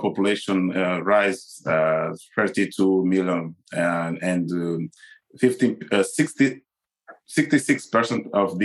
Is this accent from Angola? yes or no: yes; Angola; I'm from Angola